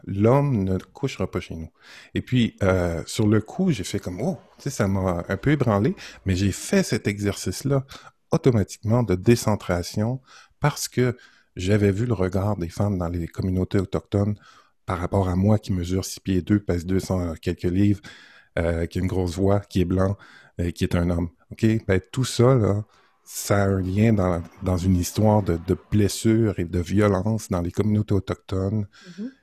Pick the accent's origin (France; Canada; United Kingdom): Canada; Montreal, Quebec; j'ai grandi à Montréal jusqu'à l'âge de 30 ans. Et là, je suis en région depuis maintenant 19 ans